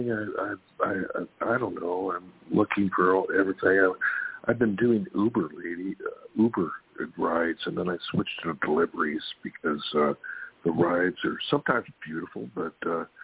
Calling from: California, United States; Hey, it's … from California.

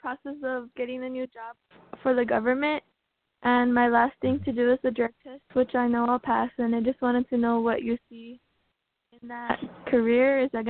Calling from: Tucson, Arizona, United States; I'm calling from Tucson.

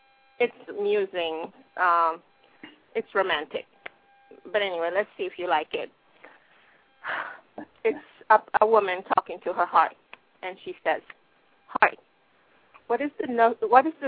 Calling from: Los Angeles, California, United States; I'm calling from California, Los Angeles

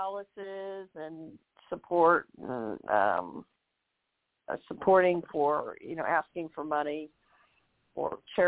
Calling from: Chicago, Illinois, United States; I'm calling from Chicago.

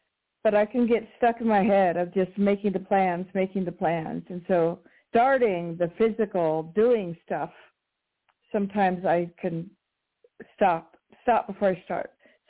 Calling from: Colorado, United States; calling from Colorado.

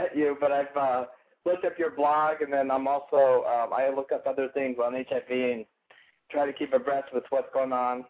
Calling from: Atlanta, Georgia, United States; I'm calling from Atlanta.

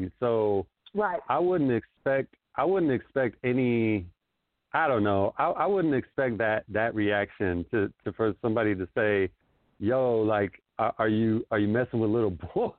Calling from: Los Angeles, California, United States; I'm in L.A.

